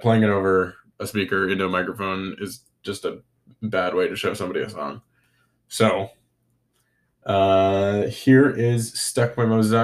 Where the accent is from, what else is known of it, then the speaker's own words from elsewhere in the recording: North Vancouver, British Columbia, Canada; I love my hometown. I love Vancouver. I love North Vancouver.